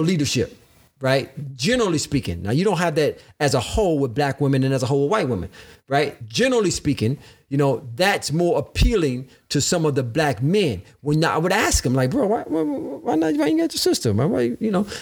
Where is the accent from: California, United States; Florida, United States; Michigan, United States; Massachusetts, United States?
Michigan, United States; Detroit; moved away as an adult; also born or lived in Illinois; growing up in Detroit, Michigan